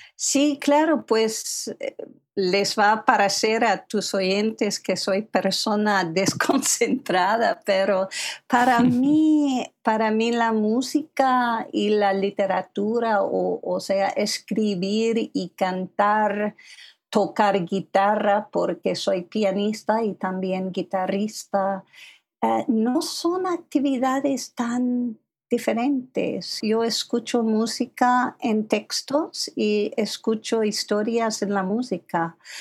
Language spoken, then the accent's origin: Spanish; Philadelphia, Pennsylvania, United States; first language English; Spanish is a second language; moved away as an adult; also born or lived in Taiwan / Manhattan, New York; yo nací en Filadelfia y soy la segunda hija